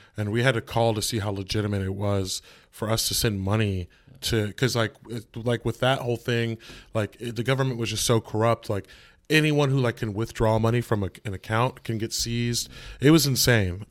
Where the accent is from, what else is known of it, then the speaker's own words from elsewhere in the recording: California, United States; now in New York City, United States; I'm from California